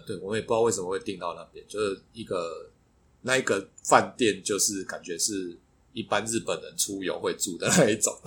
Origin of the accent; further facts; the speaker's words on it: Taiwan; 我们是台湾来的